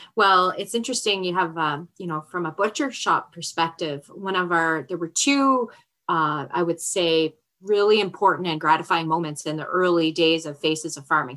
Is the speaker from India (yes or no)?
no; Canada; We're Canadian.